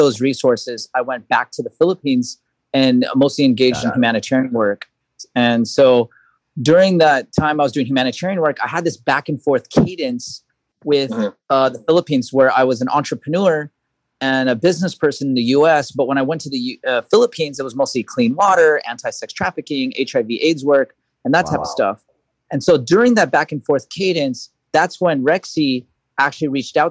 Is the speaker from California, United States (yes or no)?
yes; Los Angeles, California, United States; I was actually born and raised in Los Angeles